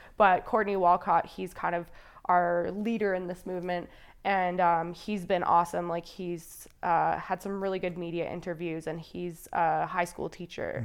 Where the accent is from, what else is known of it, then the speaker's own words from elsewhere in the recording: Calgary, Alberta, Canada; I grew up mostly in Calgary